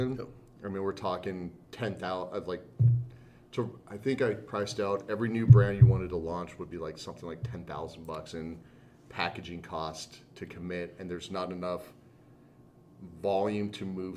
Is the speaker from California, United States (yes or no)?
yes; Southern California, United States; moved away as an adult; we're from Southern California.